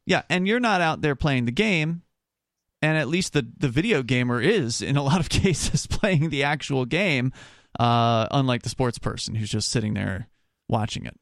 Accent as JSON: {"language": "English", "region": "Florida", "country": "United States", "tie": "born or raised there", "said": "when I was growing up in Florida, the team there is the Buccaneers"}